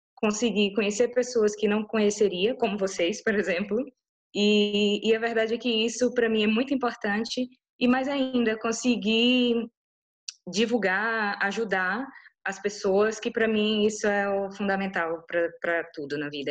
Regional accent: Bahia, Brazil; now in Lisbon, Portugal; eu, como uma boa baiana

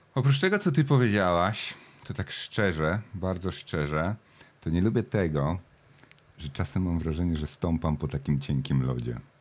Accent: Jelenia Góra, Lower Silesian Voivodeship, Poland; moved away as an adult; also born or lived in Wrocław, Poland; now in Australia; z Polski pochodzę z Jeleniej Góry Wrocławia

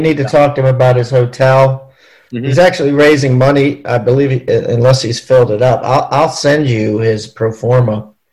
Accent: Maryland, United States; I'm from Maryland

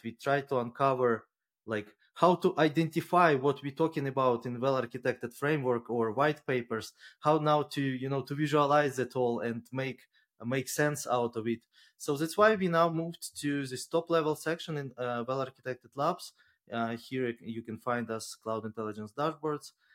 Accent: Ukraine; now in Luxembourg; I'm originally from Ukraine and, but at the moment based out of Luxembourg

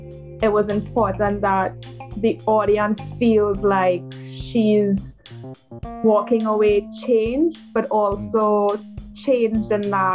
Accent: Trinidad & Tobago; moved away as an adult; also born or lived in New York; I'm born and raised in Trinidad

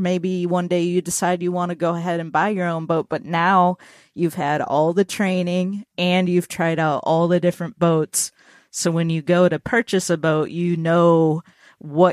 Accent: Minnesota, United States; now in Nashville, United States; I'm from Minnesota

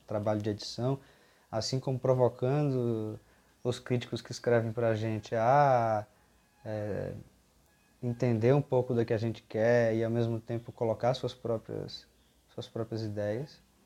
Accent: Bahia, Brazil; eu venho da Bahia

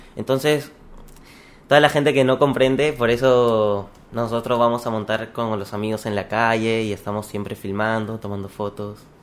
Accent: Lima, Peru; also born or lived in Chiclayo; Yo nací en Chiclayo. Viví hasta los 4 años más o menos. Ya. Me fui a Lima, crecí bastante en Lima

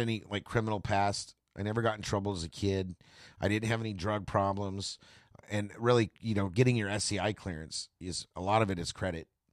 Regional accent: Tulare, California, United States; also born or lived in Bakersfield; I'm from Tulare

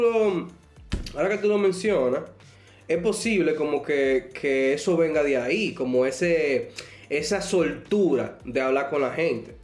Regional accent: Dominican Republic; yo soy de República Dominicana

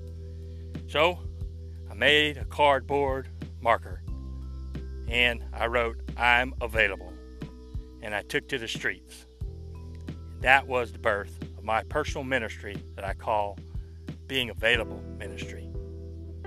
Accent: Louisiana, United States; now in Houston, United States; I grew up in Louisiana

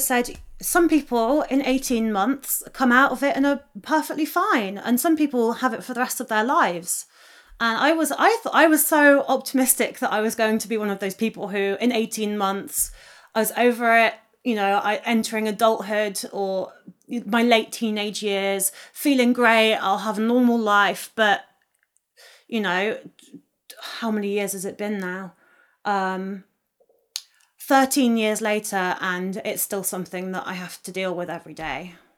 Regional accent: Oxfordshire, South East England, United Kingdom; I grew up in the countryside on the edge of Oxfordshire.

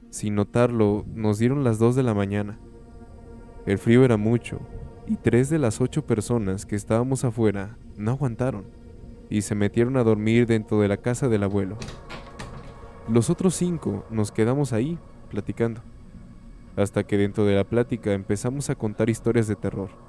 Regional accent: Piedras Negras, Coahuila, Mexico; soy de Piedras Negras, Coahuila.

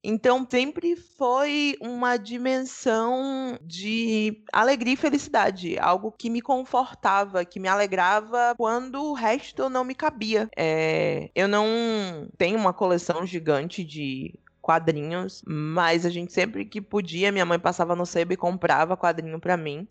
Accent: Salvador, Bahia, Brazil; sou daqui de Salvador

